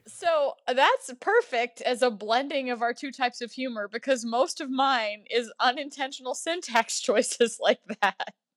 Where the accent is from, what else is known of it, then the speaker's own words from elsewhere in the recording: Louisiana, United States; my home state of Louisiana